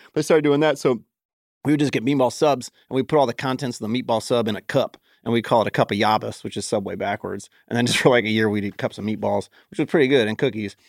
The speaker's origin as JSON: {"language": "English", "town": "Cincinnati", "region": "Ohio", "country": "United States", "tie": "born or raised there", "said": "I was from Clifton, which is where U C is from, or at least where I spent a lot of my growing up"}